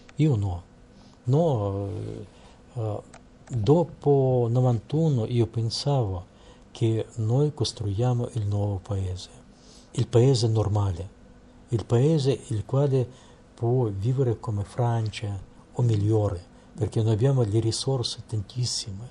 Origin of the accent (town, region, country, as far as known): Russia; Italian is a second language